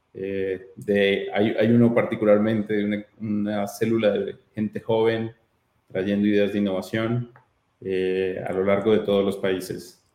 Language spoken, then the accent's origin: Spanish; Colombia; soy colombiano